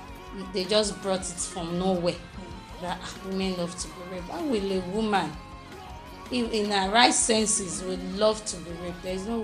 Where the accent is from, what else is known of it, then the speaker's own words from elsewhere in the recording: Kwara, Nigeria; Though I'm from Kwara State.